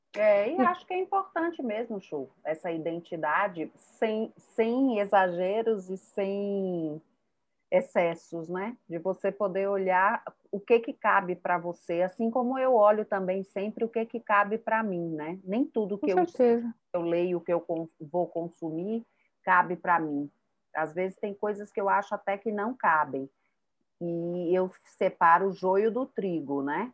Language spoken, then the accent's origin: Portuguese; Salvador, Bahia, Brazil; accent: baiana; moved away as an adult; also born or lived in Rio de Janeiro / Maceió; now in São Paulo, Brazil; meu sotaque é de baiana, eu morei, nasci no Rio de Janeiro, fui para a Bahia, para Salvador, com cinco anos.